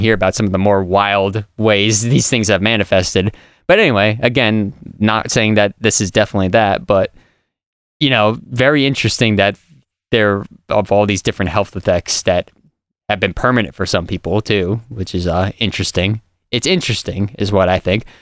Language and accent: English; Millville, Massachusetts, United States; I grew up in Millville, Massachusetts, which is basically the south of Massachusetts